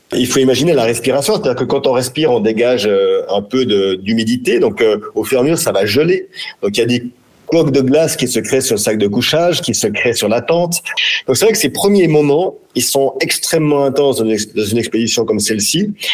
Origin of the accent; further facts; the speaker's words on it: France; chez nous, en France, en Europe